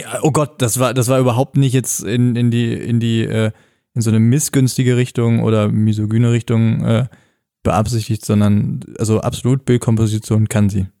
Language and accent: German; North Rhine-Westphalia, Germany; bei uns am Niederrhein in meiner Heimat